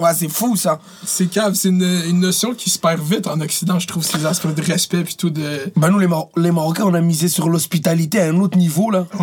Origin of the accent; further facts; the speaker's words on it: Montreal, Quebec, Canada; also born or lived in Laval; moi, j'ai grandi à Montréal